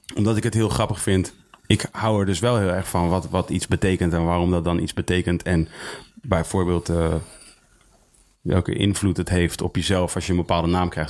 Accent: Leusden, Utrecht, Netherlands; Ik ben geboren in Leusden

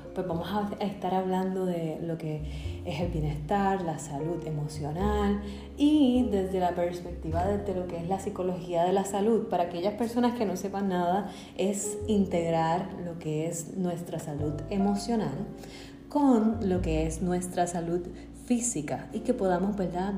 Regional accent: Bayamón, Puerto Rico; also born or lived in Massachusetts; yo nací en Bayamón, Puerto Rico. Muy feliz de ser puertorriqueña y vivir aquí.

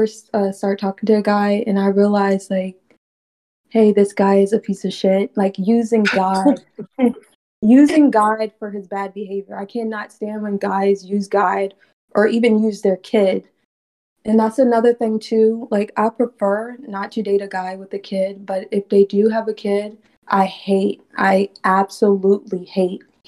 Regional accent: Virginia, United States; I'm from Virginia.

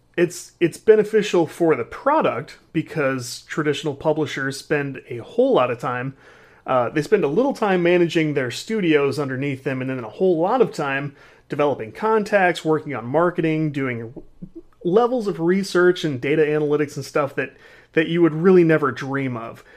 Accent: Midwest, United States; I'm a dude from the Midwest

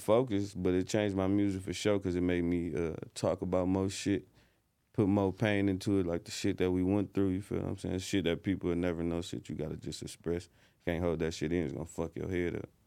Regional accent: Detroit, Michigan, United States; I'm from, like, Grand Boulevard, Midtown area, five minutes from downtown.

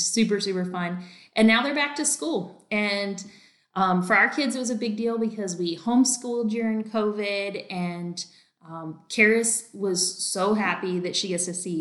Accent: North Carolina, United States; now in Texas, United States; I'm actually from North Carolina

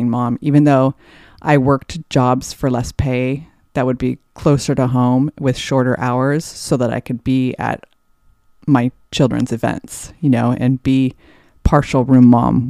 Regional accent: Anaheim Hills, California, United States; I grew up in Anaheim Hills.

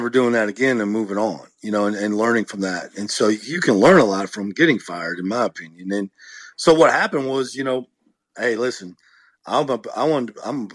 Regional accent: Iowa, United States; moved away; I grew up in a farming community in Iowa, 1,000 people in my hometown

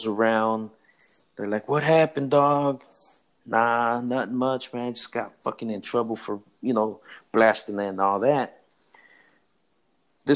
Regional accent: Los Angeles, California, United States; also born or lived in Compton, California; We moved out of that area a little bit after I've moved over to the Pico Union area over by MacArthur Park and downtown

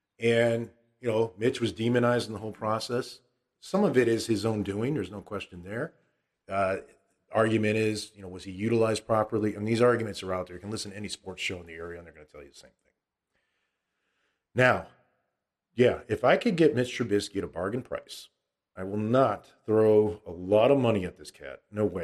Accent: Illinois, United States; suffice to say, I've been born and raised in the Chicagoland area, and I do like the Bears.

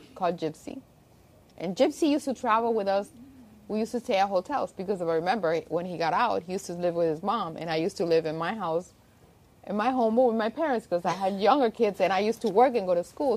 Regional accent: Miami, Florida, United States; also born or lived in Havana, Cuba / Spain; I was born in Cuba, Havana, and from there I left when I was 4 to Spain and I actually went to school in Spain, grew up there and we actually moved here as immigrants in um, when I was turning 9 mm-hmm. and ever since I lived in Miami

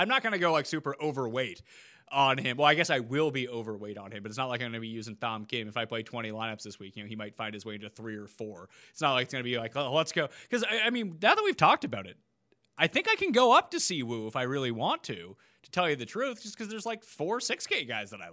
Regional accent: Canada; being Canadian

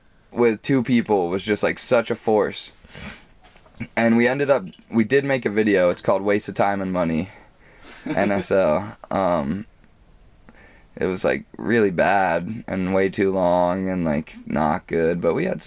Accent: New London, New Hampshire, United States; I grew up in New London, New Hampshire.

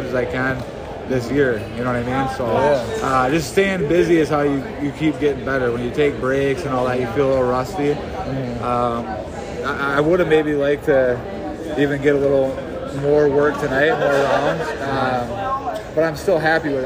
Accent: near Hinckley, Minnesota, United States; That's like right by my hometown, and this is where I live

